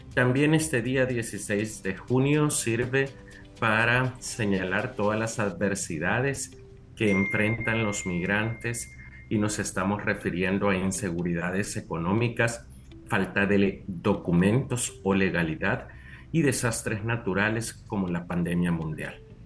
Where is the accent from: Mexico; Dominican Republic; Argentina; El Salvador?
El Salvador; Usulután; yo, soy del Zafiro de Oriente